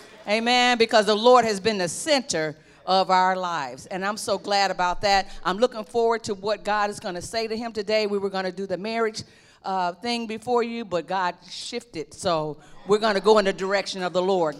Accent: Detroit, Michigan, United States; I'm from Detroit, Michigan. I'm 64 years old.

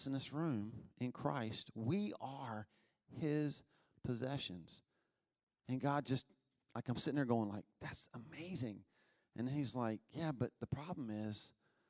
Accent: Albemarle, North Carolina, United States; I was raised in Albemarle.

